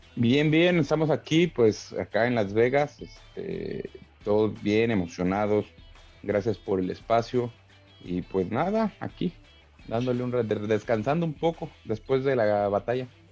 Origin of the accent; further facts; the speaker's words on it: Tlalnepantla, State of Mexico, Mexico; accent: chilango; yo vengo de barrio, güey. yo, crecí en Tlalnepantla